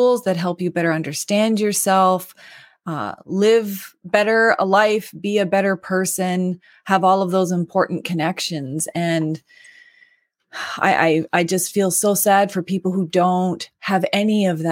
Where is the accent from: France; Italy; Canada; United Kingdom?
Canada; the Maritimes; I'm from the Maritimes, not Manitoba